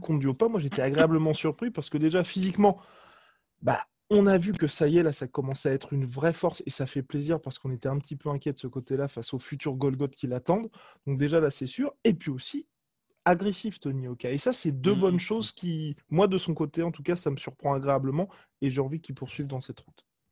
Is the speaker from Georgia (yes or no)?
no; France; en tant que Français